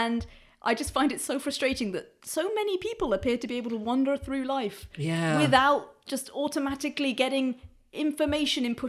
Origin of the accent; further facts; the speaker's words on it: United Kingdom; I am afflicted with the terrible, terrible disease of being very British